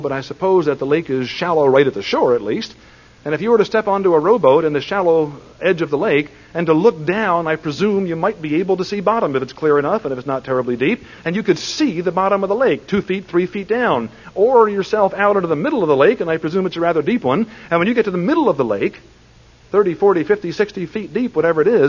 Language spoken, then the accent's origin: English; Plymouth Meeting, Pennsylvania, United States; I was raised in Plymouth Meeting, Pennsylvania